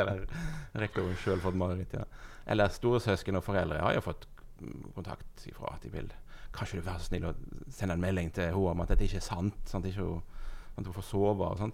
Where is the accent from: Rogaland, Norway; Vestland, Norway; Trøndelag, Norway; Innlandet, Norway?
Vestland, Norway; Husnes; Jeg kommer fra Husnes.